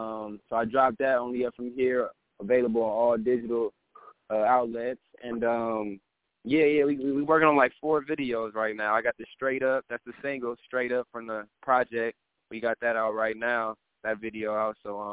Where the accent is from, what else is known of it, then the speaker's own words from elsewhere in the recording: Oakland, California, United States; I'm from Oakland, California.